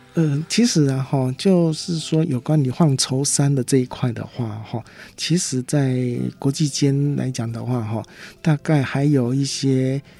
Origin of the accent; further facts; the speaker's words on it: Taiwan; 台湾是一个小岛，我们是来自于国际贸易